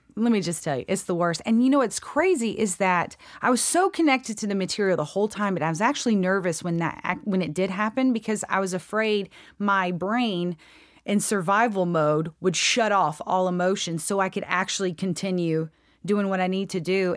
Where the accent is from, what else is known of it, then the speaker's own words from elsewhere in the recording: Free Home, Georgia, United States; accent: drawl; I grew up in a really super, super, super small town